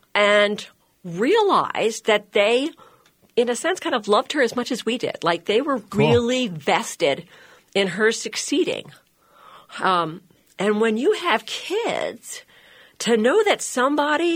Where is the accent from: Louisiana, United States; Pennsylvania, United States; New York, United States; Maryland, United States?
Maryland, United States; Baltimore; moved away as an adult; also born or lived in Philadelphia / Okinawa, Japan / Hayward, Wisconsin; now in Wisconsin, United States; I grew up in Baltimore. So I am not from the Midwest. I'm a transplant back in 1995.